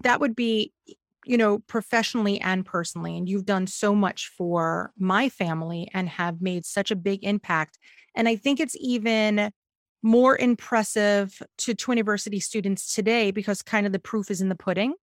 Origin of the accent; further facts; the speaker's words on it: New York, United States; as a New Yorker